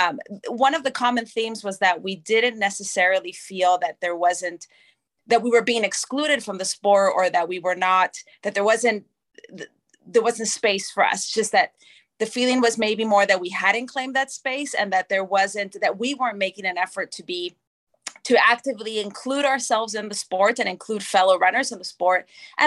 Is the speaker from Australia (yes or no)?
no; Argentina; also born or lived in Canada; now in Atlanta, United States; I am Argentinian Canadian, citizen of both countries